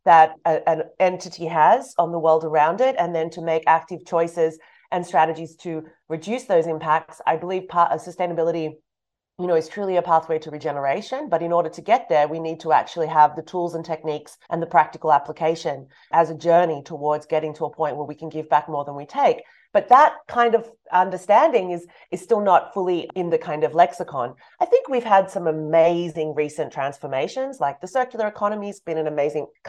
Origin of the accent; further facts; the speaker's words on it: Australia; moved away; also born or lived in Europe; I'm from Australia.